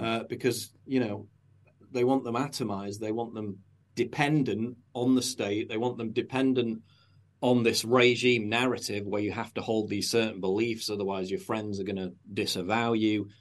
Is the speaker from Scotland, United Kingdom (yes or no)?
no; Sheffield, Yorkshire and the Humber, United Kingdom; I grew up in North Sheffield. I was born and lived in villages in North Sheffield